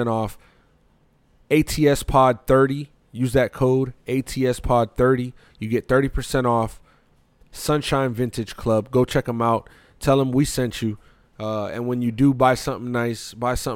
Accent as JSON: {"language": "English", "town": "Bethlehem", "region": "Pennsylvania", "country": "United States", "tie": "born or raised there", "said": "I'm from Pennsylvania. Well, I was born in Pennsylvania"}